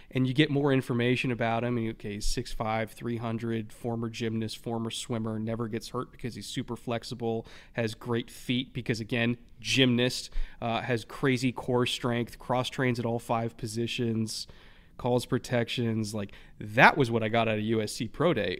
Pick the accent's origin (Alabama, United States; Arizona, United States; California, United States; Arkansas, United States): California, United States; as a Californian in thirty years